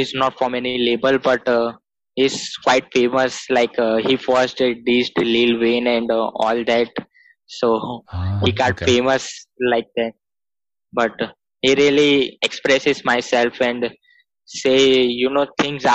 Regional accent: India; I'm from India

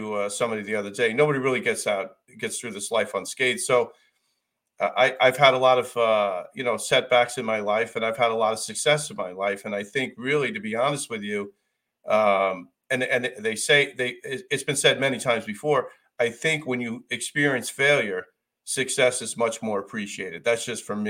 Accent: United States; I'm an American

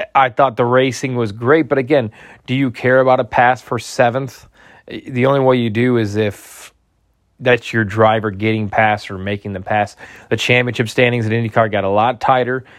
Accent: near Gary, Northwest Indiana, United States; I grew up in Northwest Indiana, right outside of Gary.

